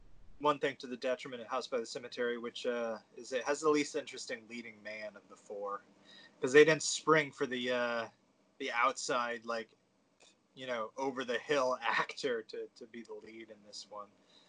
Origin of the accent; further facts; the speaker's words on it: New England, United States; I'm from New England.